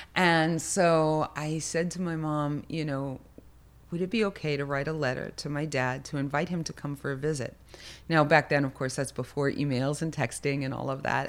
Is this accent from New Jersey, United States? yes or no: yes; Lakewood, New Jersey, United States; I was actually born in Lakewood